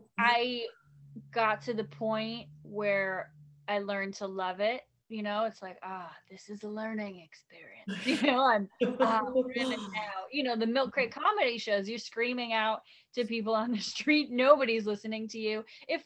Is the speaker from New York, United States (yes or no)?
yes; Long Island, New York, United States; also born or lived in New Jersey; I'm from New York, Long Island, New Jersey, kind of like back and forth all over the place. And a lot of like Long Island family.